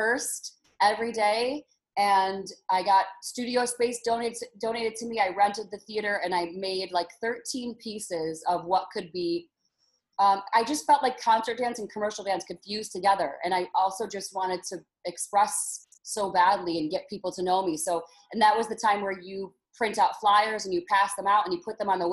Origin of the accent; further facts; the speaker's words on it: Detroit, Michigan, United States; moved away; I'm from Detroit, Michigan, where the underground dance scene was hot and heavy when I was younger